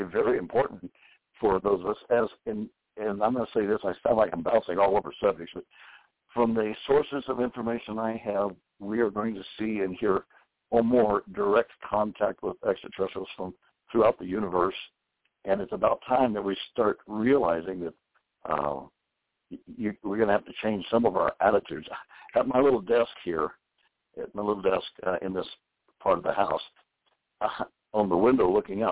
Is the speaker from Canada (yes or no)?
no; the South, United States; also born or lived in Houston, Texas; I was raised in the South, and my mother and that side of the families and all were very strong Baptists throughout the whole South